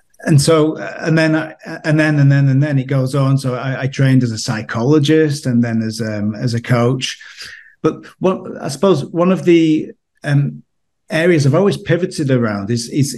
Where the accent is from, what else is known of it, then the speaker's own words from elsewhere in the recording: United Kingdom; moved away as an adult; now in Austria; you may detect from my accent that I'm from the UK originally